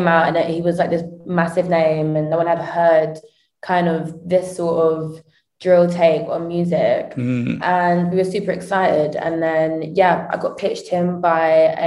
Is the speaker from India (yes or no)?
no; Croydon, London, United Kingdom; I grew up in Croydon in South London